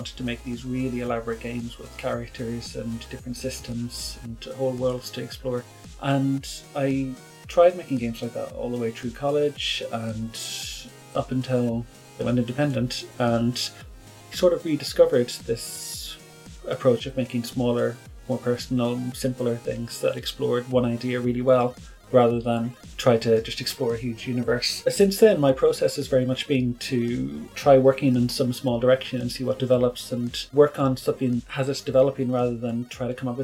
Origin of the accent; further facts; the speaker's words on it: Monaghan, Ulster, Ireland; I'm from Monaghan.